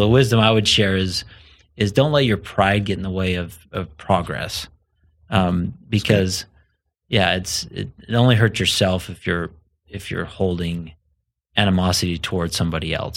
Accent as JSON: {"language": "English", "region": "southern Idaho", "country": "United States", "tie": "born or raised there", "moved": "as an adult", "lives_now": "Colorado, United States", "said": "so I grew up in a small community in southern Idaho."}